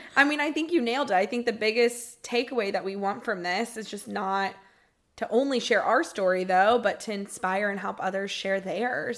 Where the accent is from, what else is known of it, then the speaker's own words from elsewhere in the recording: Marietta, Georgia, United States; moved away as an adult; now in Tampa, United States; I was born and raised in Marietta, Georgia